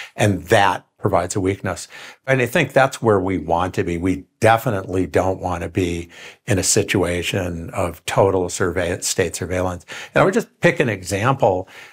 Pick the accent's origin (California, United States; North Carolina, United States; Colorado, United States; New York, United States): New York, United States; Rochester; I grew up in Rochester, New York.